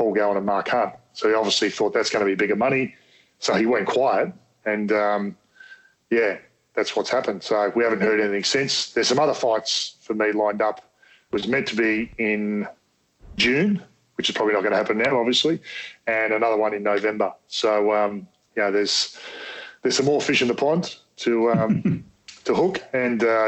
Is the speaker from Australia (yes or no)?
yes; Australia; I'm an Aussie bogan at heart